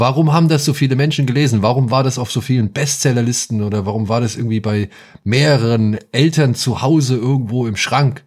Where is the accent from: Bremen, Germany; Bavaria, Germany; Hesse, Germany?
Hesse, Germany; hier bei uns in Hessen